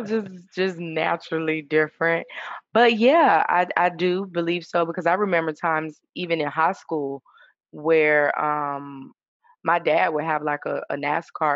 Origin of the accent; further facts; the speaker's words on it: Suffolk, Virginia, United States; I'm originally from Suffolk, Virginia